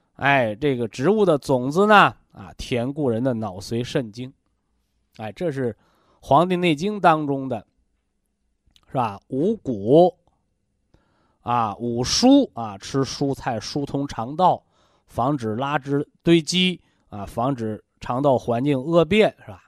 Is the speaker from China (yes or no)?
yes; China; 我们中国人呐